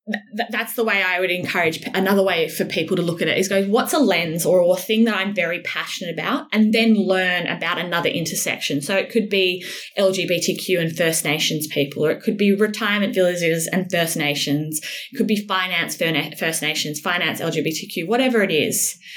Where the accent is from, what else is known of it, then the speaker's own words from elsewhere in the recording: Sydney, New South Wales, Australia; lives actually close to where I grew up in Avalon, mm-hmm. Sydney, New South Wales.